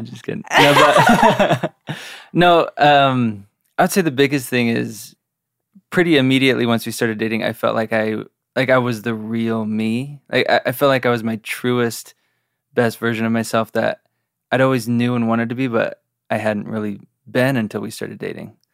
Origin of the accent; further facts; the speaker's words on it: Draper, Utah, United States; I grew up in Draper, just a little outside Salt Lake